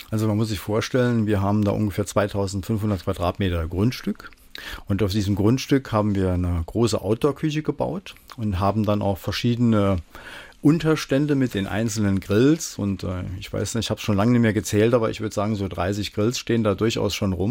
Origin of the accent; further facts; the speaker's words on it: Homburg, Saarland, Germany; born there; Ich bin ja in Homburg geboren und da habe ich natürlich auch mal einen riesen Heuhaufen angesteckt.